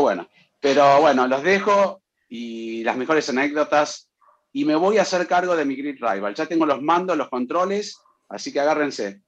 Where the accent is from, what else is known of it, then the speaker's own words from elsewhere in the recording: Michoacán, Mexico; now in Austin, United States; soy de Michoacán, México y actualmente vivo en la ciudad de Austin